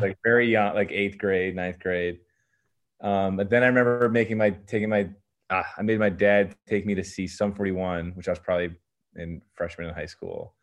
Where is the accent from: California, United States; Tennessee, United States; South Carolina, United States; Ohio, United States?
Ohio, United States; Medina; also born or lived in Maine; I lived in a suburb classic suburb, you know, of Cleveland